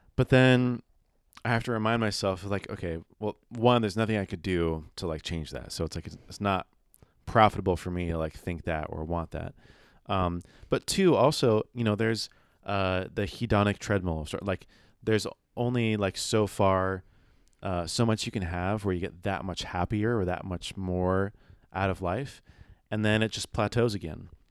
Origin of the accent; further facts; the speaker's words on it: San Diego, California, United States; we were born in San Diego